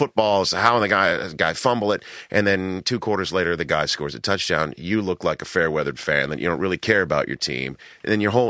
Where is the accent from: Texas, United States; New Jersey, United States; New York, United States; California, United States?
New York, United States; New York City; moved away as an adult; now in Los Angeles, United States; I'm from New York City